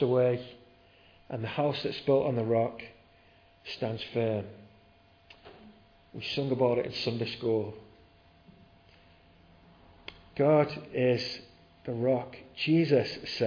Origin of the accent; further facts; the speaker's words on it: near Southport, North West England, United Kingdom; I grew up living near Southport